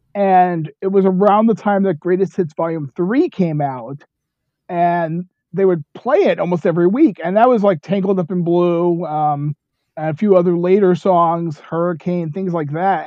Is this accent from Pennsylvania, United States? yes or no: no; New York City, New York, United States; moved away as an adult; also born or lived in Rockford, Illinois; now in Goshen, United States; I grew up in Bronx, New York, but I've been living in the Midwest my whole adult life